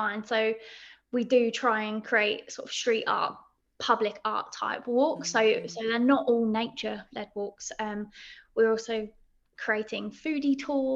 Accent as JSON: {"language": "English", "area": "Essex", "region": "East of England", "country": "United Kingdom", "tie": "born or raised there", "also_born_or_lived": "Crystal Palace, London", "moved": "yes", "lives_now": "London, United Kingdom", "said": "I grew up in Essex"}